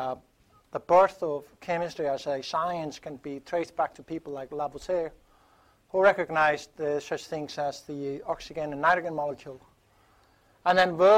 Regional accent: Iceland; moved away; my home country, Iceland

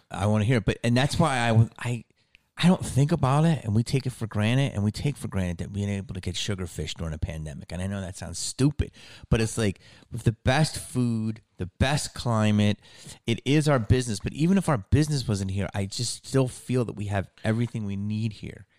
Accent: Philadelphia, Pennsylvania, United States; also born or lived in Upper Darby; where I grew up in Philly

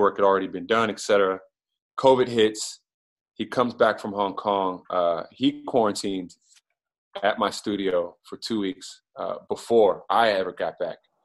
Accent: Prince George's County, Maryland, United States; I'm from Prince George's County, Maryland

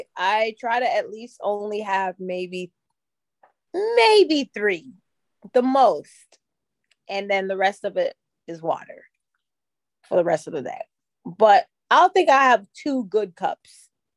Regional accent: Florida, United States

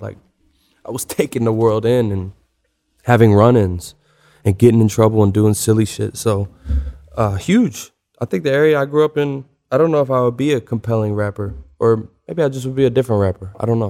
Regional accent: Louisville, Kentucky, United States; moved away; also born or lived in Atlanta; We grew up in the Highlands neighborhood of Louisville

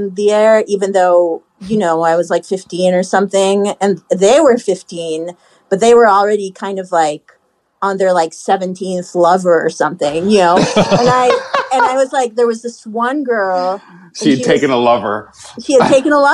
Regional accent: Haifa, Haifa District, Israel; born or raised there; moved away

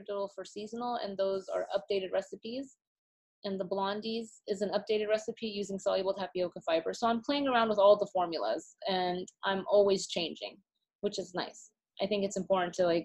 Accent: Austin, Texas, United States; now in New York, United States; I live in New York, but I was born and raised in Texas

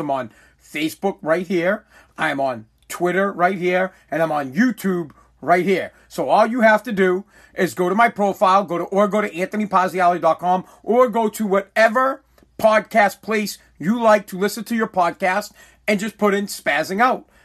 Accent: United States; I believe I am more American than America

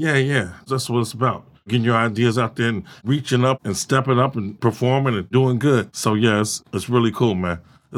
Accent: Chicago, Illinois, United States; born or raised there

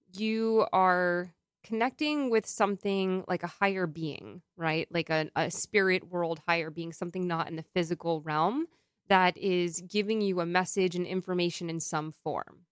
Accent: New York, United States; as a New Yorker

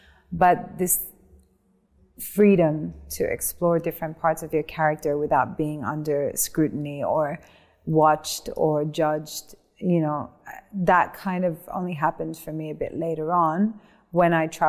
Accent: Australia; Mother and my sisters are in Australia. {S0} Ooh. {S1} Yeah, yeah. Because so we're all Australian.

